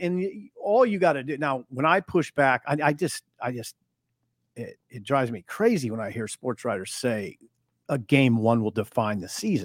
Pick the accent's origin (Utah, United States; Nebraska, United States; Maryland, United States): Nebraska, United States; Columbus; I'm from Columbus. I, I, I'm from Columbus